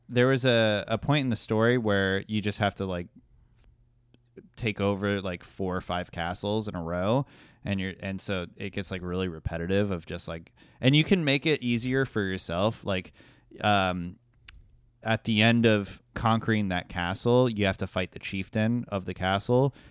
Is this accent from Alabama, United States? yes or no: no; Fort Lauderdale, Florida, United States; I'm from Fort Lauderdale